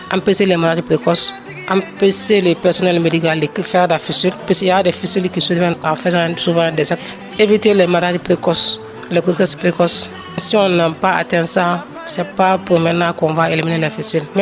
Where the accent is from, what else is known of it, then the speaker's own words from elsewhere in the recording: Côte d’Ivoire; Je viens de la Côte d'Ivoire où il y a beaucoup plus de fistules que nous.